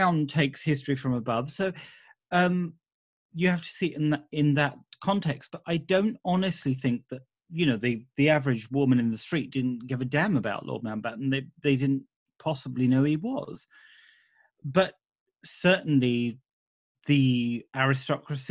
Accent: United Kingdom; we were as British people

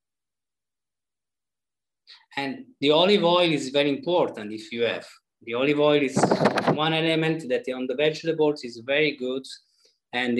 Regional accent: Southern Italy, Italy; moved away; I am from Southern Italy originally.

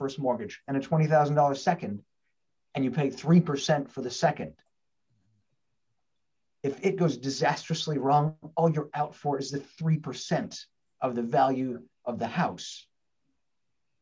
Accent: Portland, Oregon, United States; I'm one here in my hometown in Portland, Oregon

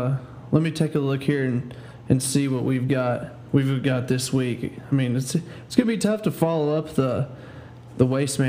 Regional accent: Texas, United States; there's two teams in our district, Petrolia and Seymour.

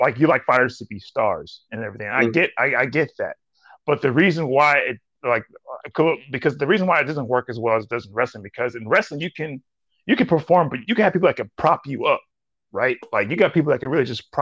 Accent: Nigeria; being a Nigerian

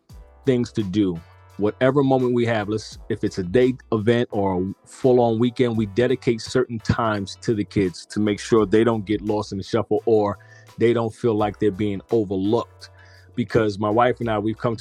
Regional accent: New York City, New York, United States; moved away as an adult; now in Georgia, United States; I'm originally from New York City

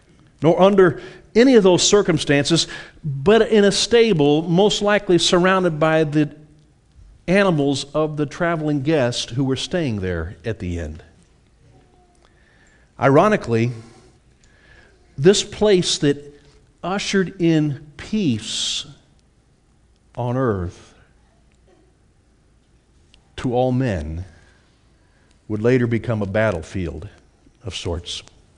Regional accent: Beaufort, United States; I was brought up out in Beaufort on a family farm, and I got to spend a lot of time out in our barn and in our horse stables.

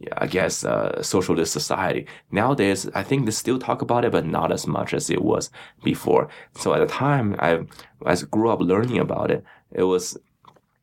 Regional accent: Beijing, China; moved away as an adult; also born or lived in Louisiana; now in United States; I grew up in Beijing, China

